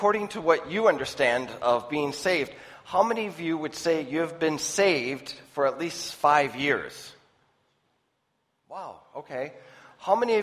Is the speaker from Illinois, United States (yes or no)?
no; Minnesota, United States; I'm from the United States in Minnesota